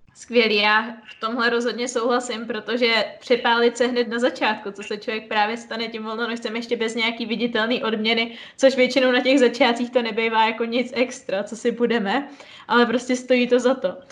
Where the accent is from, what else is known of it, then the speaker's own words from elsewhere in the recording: Plzeň, Plzeň Region, Czechia; já jsem z Plzně